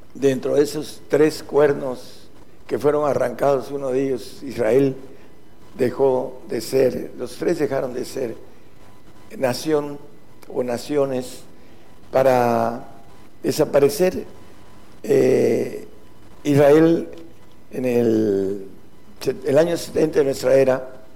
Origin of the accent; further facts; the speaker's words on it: Mexico; nosotros los que somos de México